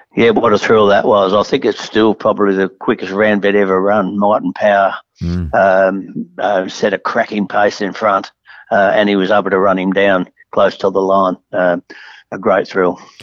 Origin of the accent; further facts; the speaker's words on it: Adelaide, South Australia, Australia; John and I have been friends for a long, long time because we grew up in Adelaide together